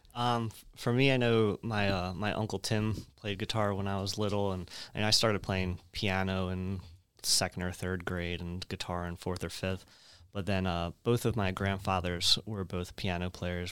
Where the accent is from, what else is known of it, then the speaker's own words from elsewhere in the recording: Woodbury, New Jersey, United States; I grew up in Woodbury, which is right down the road from, uh, from Rowan